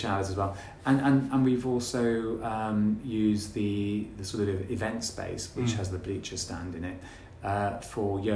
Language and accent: English; Gloucester, South West England, United Kingdom; born or raised there